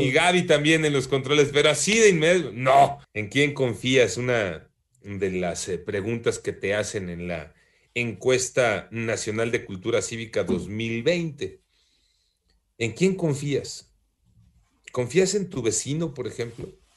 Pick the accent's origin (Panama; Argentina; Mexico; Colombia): Mexico; Somos discriminadores los mexicanos